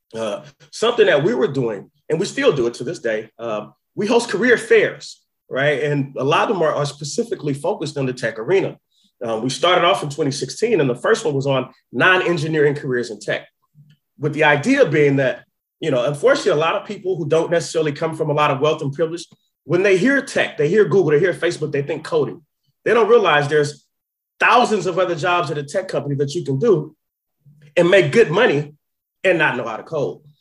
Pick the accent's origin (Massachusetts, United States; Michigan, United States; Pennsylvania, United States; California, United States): California, United States; Oakland; I'm from Oakland